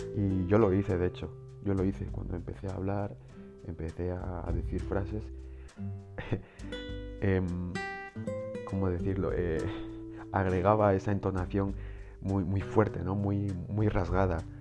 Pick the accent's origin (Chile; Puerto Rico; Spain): Spain; mi país España